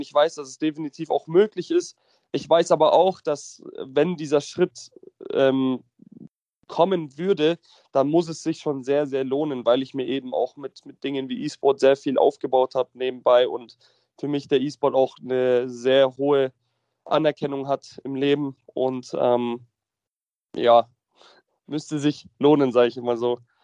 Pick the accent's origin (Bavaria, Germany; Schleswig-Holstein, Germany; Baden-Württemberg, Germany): Bavaria, Germany; Munich; ich komme aus München und lebe auch aktuell in München